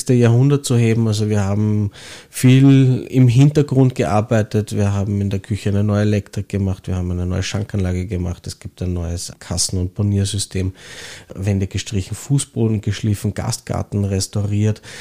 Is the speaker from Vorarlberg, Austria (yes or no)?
no; Hietzing, Vienna, Austria; Ich bin in Hitzing aufgewachsen und wie jeder Hitzinger war der Wambacher als Traditionsbetrieb natürlich hier und da ein Muss